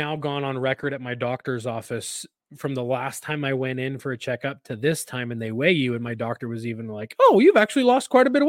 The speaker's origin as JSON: {"language": "English", "region": "Louisiana", "country": "United States", "said": "like I'm from Louisiana."}